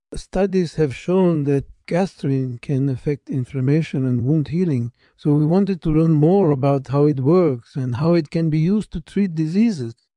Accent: New York City, New York, United States; I was born and raised in Brooklyn, New York

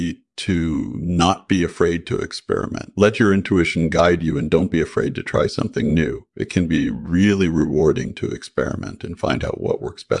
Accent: Canada; born there; I was born in Canada in 1967

